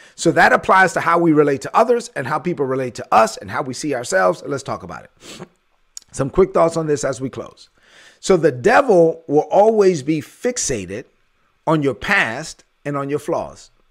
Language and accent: English; New York City, New York, United States; I grew up in the ghetto. I gr-, I'm from East New York, Brooklyn